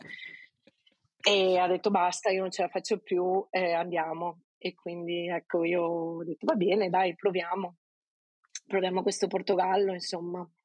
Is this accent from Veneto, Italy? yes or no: yes; province of Venice, Veneto, Italy; moved away as an adult; also born or lived in England / London / South Africa; now in Lisbon, Portugal; sono veneta, vengo da un piccolo paesino nella provincia di Venezia, nella pianura padana.